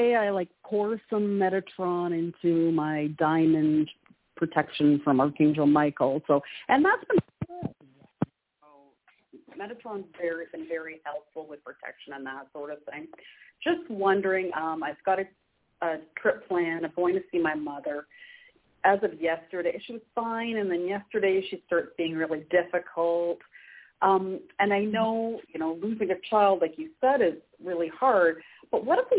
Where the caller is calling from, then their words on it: Canada; I'm calling from Canada.